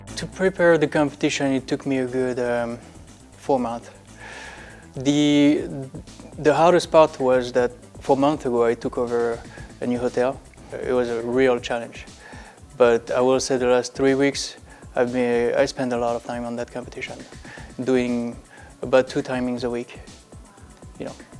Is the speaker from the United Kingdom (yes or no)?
no; France; now in Las Vegas, United States; I'm from France